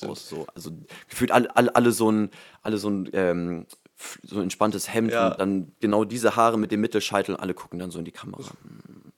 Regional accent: Germany; also born or lived in Hamburg; in Hamburg bin ich geboren, aber halt auch dann direkt ähm, jetzt hier, wo ich jetzt wohne, auch ähm, direkt dann auch groß geworden

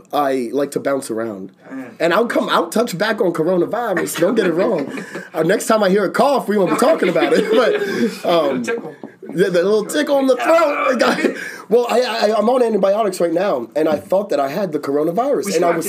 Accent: Bucks County, Pennsylvania, United States; I'm from Bucks County.

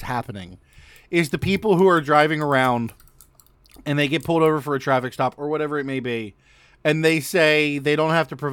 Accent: United States; I'm American

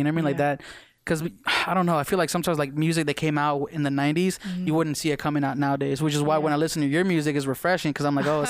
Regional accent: Las Vegas, Nevada, United States; I moved to Vegas when I was 6.

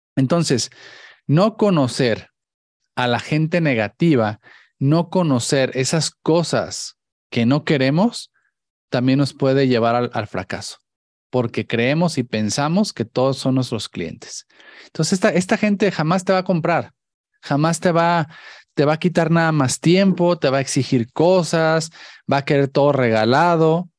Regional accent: Mexico; como mexicanos

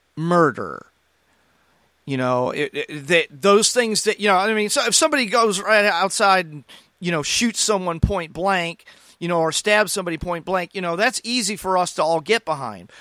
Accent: United States; as American Christians, we have a dual citizenship

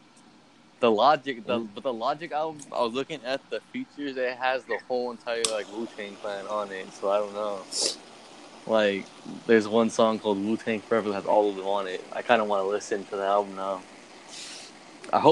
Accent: the Bay Area, California, United States; I'm from the Bay

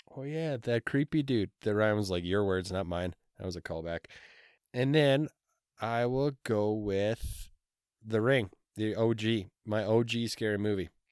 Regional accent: Canada; we're Canadian

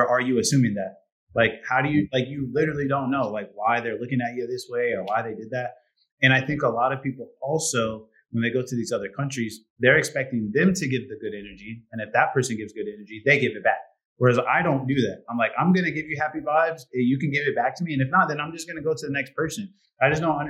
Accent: Indiana, United States; moved away as an adult; now in Hungary; I'm from Indiana

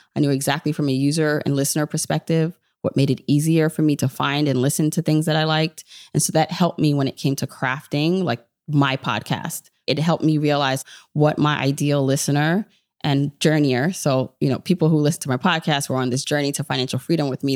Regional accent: New York City, New York, United States; also born or lived in Jamaica; I am New York all the way, even though, so I'm, but I'm Jamaican, so I was born in Jamaica

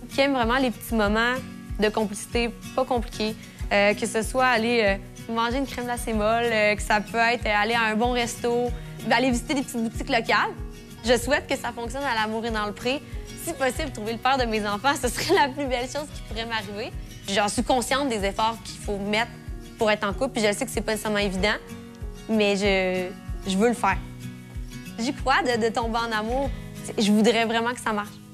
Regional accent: Neuville, Quebec, Canada; j'ai 24 ans, je viens de Neuville

